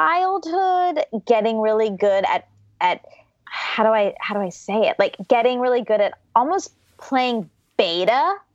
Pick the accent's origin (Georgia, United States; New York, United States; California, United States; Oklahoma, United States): Georgia, United States; born there; So I was born in Georgia to my mom, who is a computer programmer, and my dad, who's an engineer.